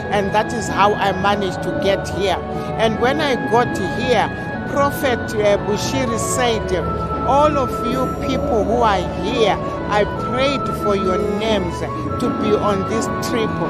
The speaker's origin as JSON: {"language": "English", "country": "Zimbabwe", "also_born_or_lived": "Harare", "said": "I'm from Zimbabwe."}